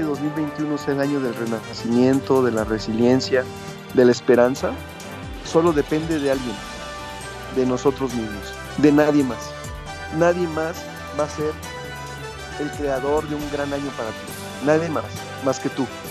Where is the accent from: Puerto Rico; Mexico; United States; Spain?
Mexico; somos fuertes los mexicanos